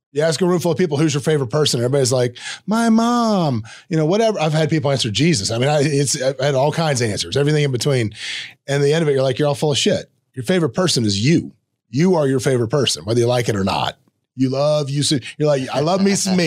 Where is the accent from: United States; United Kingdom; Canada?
United States; the South; accent: Southern; me growing up in the South, I, on occasion, have a Southern accent.